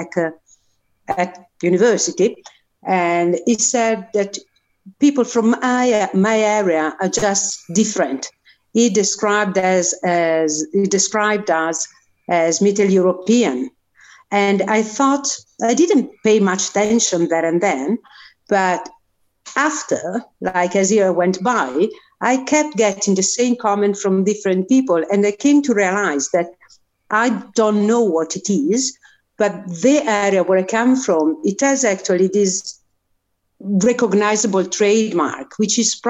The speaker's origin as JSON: {"language": "English", "region": "north of Italy", "country": "Italy", "tie": "born or raised there", "second_language": "English", "moved": "yes", "said": "I was born in the north of Italy. In the mountains, in the Dolomites, in a village in the middle of nowhere."}